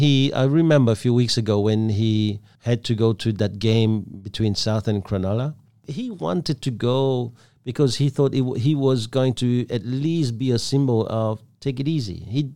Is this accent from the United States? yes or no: no; Belgium; also born or lived in Vietnam; now in Australia; I come from Belgium. I'm Vietnamese born.